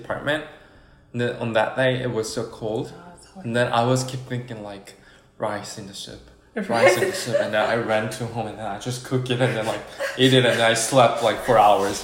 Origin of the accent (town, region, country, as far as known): South Korea; born or raised there; English is a second language